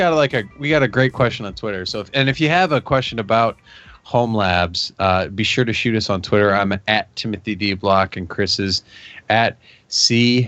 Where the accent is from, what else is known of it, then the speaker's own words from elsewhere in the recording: Canada; you know I'm from Canada.